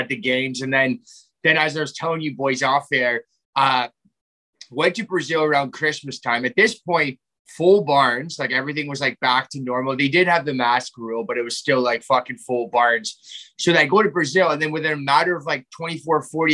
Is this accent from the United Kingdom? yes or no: no; Canada; being Canadian, I haven't really left, like, the country very much.